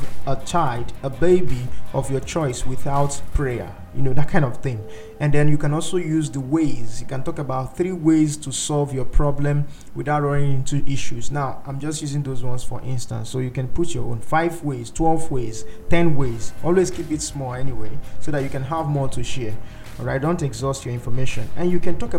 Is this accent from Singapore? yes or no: no; Nigeria; I'm a Nigerian